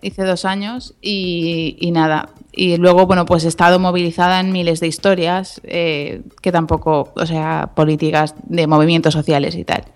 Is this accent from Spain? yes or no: yes; Galicia, Spain; moved away; me fui a vivir a Santiago, que bueno, yo soy gallega, pues volví allí a buscar mis raíces